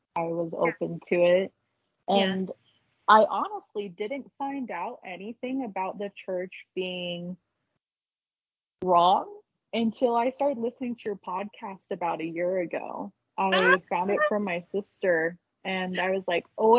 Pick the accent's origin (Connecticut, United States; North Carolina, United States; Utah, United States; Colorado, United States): Utah, United States; also born or lived in Salt Lake County / Payson; I moved up to Salt Lake County. I still live in Utah